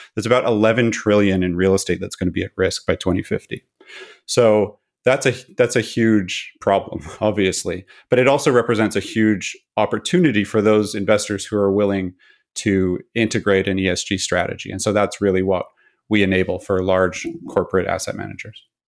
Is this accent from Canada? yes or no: yes; Pacific Northwest of Canada, British Columbia, Canada; I grew up in the Pacific Northwest of Canada